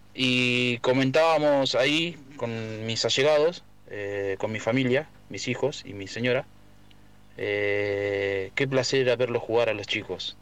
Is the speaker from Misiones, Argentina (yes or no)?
no; Pipinas, Buenos Aires, Argentina; moved away; also born or lived in Verónica; nací en Pipinas, pero me, me hice futbolísticamente en, Verónica